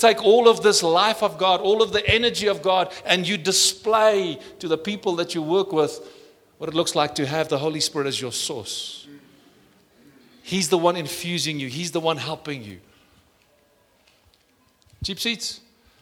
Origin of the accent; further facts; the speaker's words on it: South Africa; I'm South African